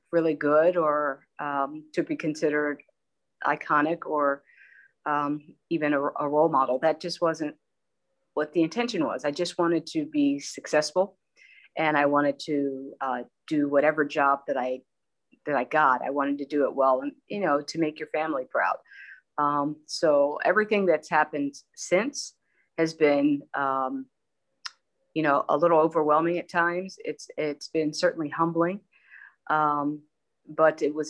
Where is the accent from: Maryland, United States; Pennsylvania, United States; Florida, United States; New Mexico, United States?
Pennsylvania, United States; King of Prussia; moved away as an adult; also born or lived in Baltimore / Los Angeles; I was born and raised in King of Prussia, Pennsylvania